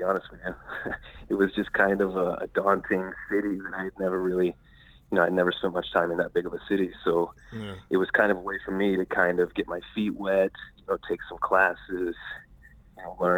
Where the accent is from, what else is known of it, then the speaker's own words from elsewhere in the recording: Indiana, United States; also born or lived in Kentucky / Nashville, Tennessee; now in Los Angeles, United States; I grew up in Indiana, lived in Kentucky for quite some time, moved to Nashville, and then I ended up in Los Angeles about 10 years ago